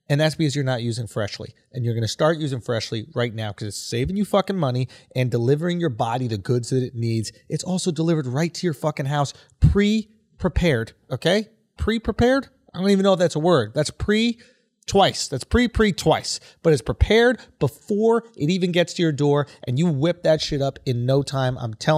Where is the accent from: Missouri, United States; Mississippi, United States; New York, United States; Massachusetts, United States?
New York, United States; I'm from New York. Where would I golf?